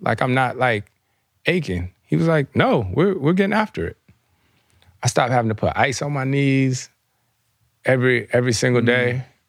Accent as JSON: {"language": "English", "region": "the South", "country": "United States", "tie": "born or raised there", "moved": "yes", "said": "I grew up in the South"}